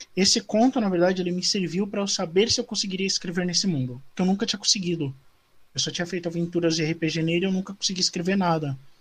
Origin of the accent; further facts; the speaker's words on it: São Paulo, Brazil; eu sou do Campo Limpo de São Paulo